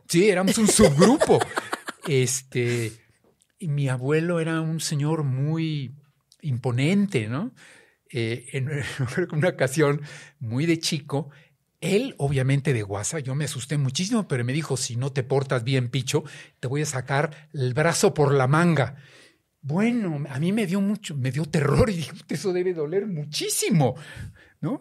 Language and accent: Spanish; Mexico; siendo mexicanos